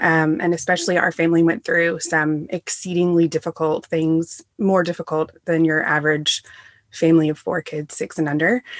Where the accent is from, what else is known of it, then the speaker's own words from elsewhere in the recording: the South, United States; also born or lived in England; now in Greenville, SC, United States; We're all from the South.